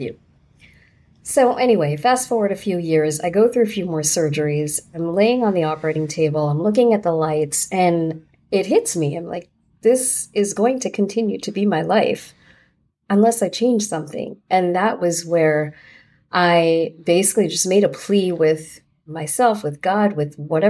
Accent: Fair Lawn, New Jersey, United States; also born or lived in New York City; I grew up in New Jersey

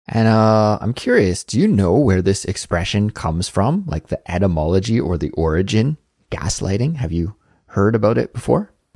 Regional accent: Canada; moved away as an adult; now in South Korea; I come from Canada

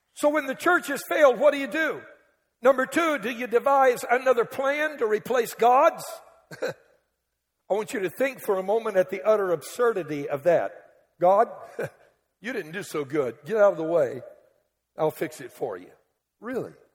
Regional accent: Cajun, Louisiana, United States; I'm Cajun. We Cajuns in a category all by ourselves.

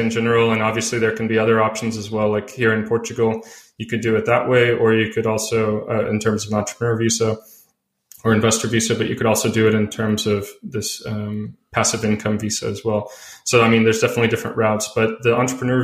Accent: United States; moved away as an adult; also born or lived in California; I'm from the US because I really, you know, I've lived abroad since 2014

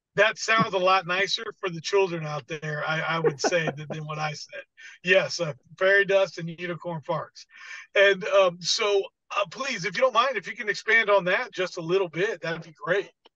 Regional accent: United States; as an American

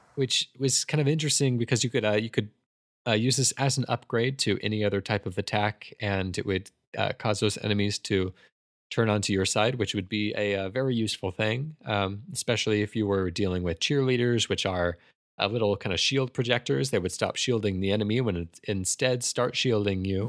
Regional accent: United States; I am painfully American

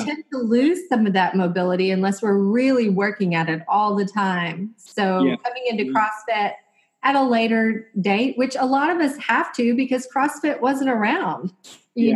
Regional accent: Texas, United States; we grew up here in Texas

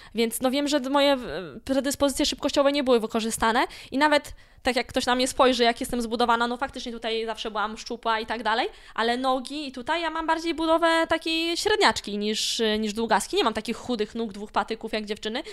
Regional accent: Malbork, Pomeranian Voivodeship, Poland; pochodzę z Malborka. I cały czas mówię, że jestem z Malborka i z tym miastem się utożsamiam

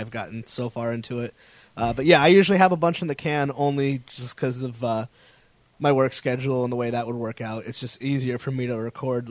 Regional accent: Connecticut, United States; moved away as an adult; now in Rhode Island, United States; I moved to Rhode Island. I'm from Connecticut

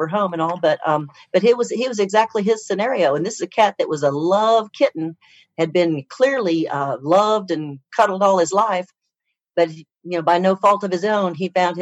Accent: Oklahoma, United States; I'm from Oklahoma, and I went to vet school at Oklahoma State University

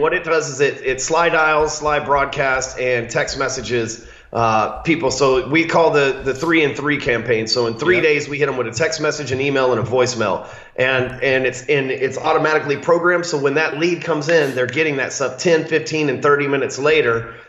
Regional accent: the South, United States; Hell, I'm from the South. I just call him Kostas.

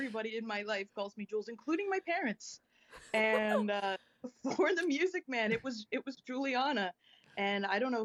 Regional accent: Scranton, Pennsylvania, United States; moved away as an adult; also born or lived in Kingston, Pennsylvania / Pittsburgh, Pennsylvania; now in New York, United States; I was born in Kingston, PA at the Nesbitt. Little personal history. And yeah, then I grew up in Scranton

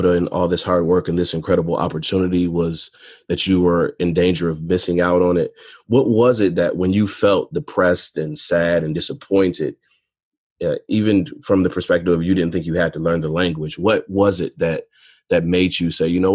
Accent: close to Detroit, Michigan, United States; I'm from Michigan, close to Detroit

